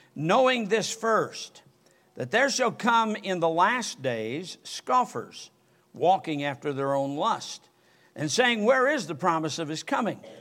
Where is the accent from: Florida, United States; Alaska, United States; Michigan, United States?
Michigan, United States; now in Alabama, United States; I'm from Michigan